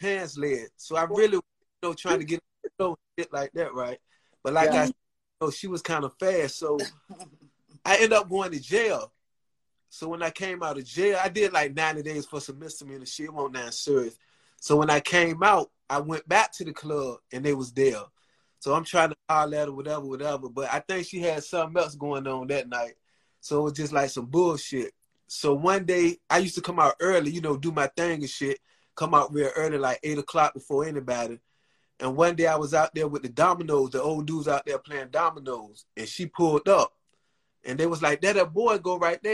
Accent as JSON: {"language": "English", "town": "Norfolk", "region": "Virginia", "country": "United States", "said": "1/4 of … from Norfolk, Virginia."}